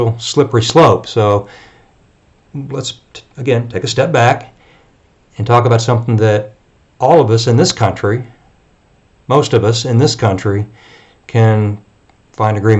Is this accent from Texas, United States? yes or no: yes; Texas, United States; I'm a Texan.